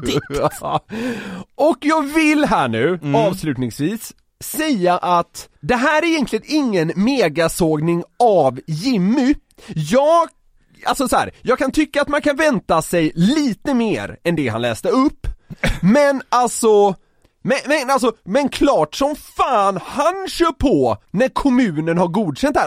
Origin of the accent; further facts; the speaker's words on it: Gothenburg, Västra Götaland, Sweden; jag är från Göteborg